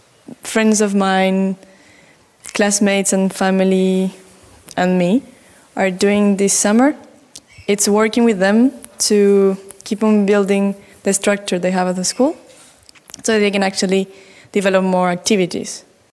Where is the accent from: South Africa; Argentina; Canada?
Argentina; English is a second language; Again, I am … from Argentina, and I wanted to tell you a little bit about the project I'm making back home.